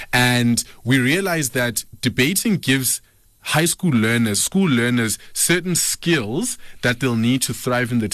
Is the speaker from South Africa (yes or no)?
yes; Alberton, Gauteng, South Africa; also born or lived in Lebowakgomo, Limpopo / Malelane, Mpumalanga / West Rand; Moved to Joburg in 2000, and I lived in the West Rand, and then I moved to the south of Joburg, which is my hometown in Alberton.